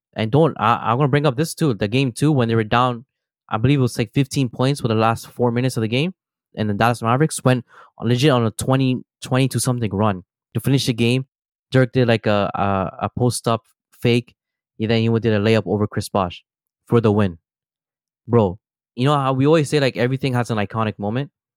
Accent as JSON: {"language": "English", "town": "Toronto", "region": "Ontario", "country": "Canada", "said": "we are from Toronto"}